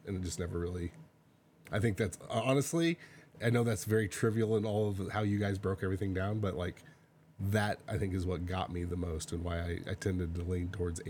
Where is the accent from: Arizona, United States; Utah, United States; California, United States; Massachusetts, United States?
California, United States; Southern; I grew up in Southern California. I was in the beach all the time.